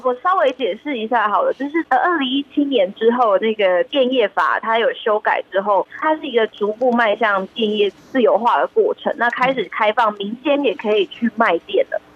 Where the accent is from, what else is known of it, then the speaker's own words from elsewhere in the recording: Taiwan; 我们都是在台湾的升学体系长大的孩子